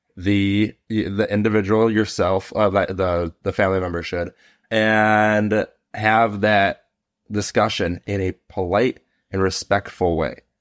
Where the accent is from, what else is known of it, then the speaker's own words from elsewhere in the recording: Chicago, Illinois, United States; I'm from Chicago.